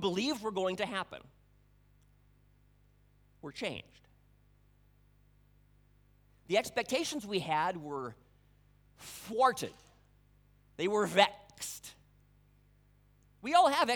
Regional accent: Budapest, Hungary; moved away; I grew up in Hungary, the capital city of Budapest.

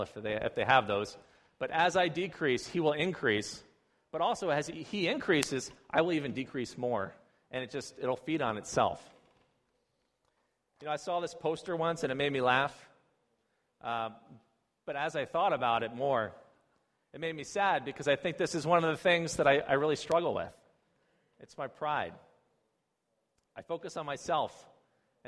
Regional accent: United States; moved away as an adult; now in China; I'm an American

